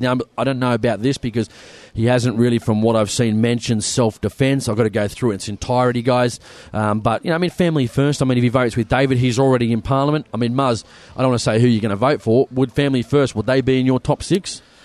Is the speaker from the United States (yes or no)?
no; Sydney, New South Wales, Australia; We, are from the big city. We're from Sydney